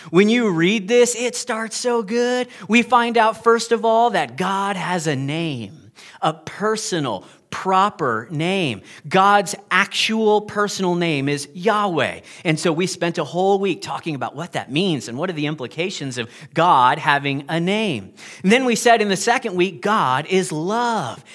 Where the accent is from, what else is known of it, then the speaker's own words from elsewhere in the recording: United States; moved away; I'm American